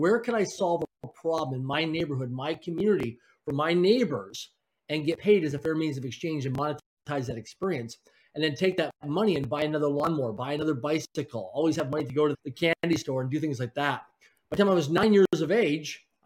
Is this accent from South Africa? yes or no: no; Swift Current, Saskatchewan, Canada; now in Vancouver, Canada; I grew up in a place called Swift Current, Saskatchewan, Canada, a city of less than 20,000 people in population